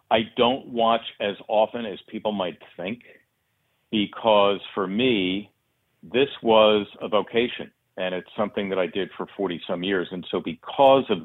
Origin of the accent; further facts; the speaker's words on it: Philadelphia, Pennsylvania, United States; a modest household in which I grew up in Northeast Philly